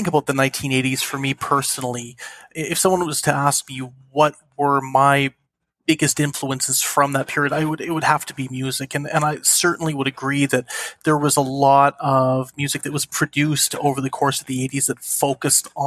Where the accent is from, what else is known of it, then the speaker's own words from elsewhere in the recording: Canada; in Canada where I grew up